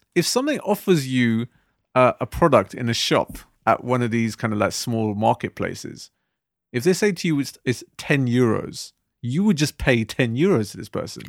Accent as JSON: {"language": "English", "country": "United Kingdom", "said": "being British Asians today"}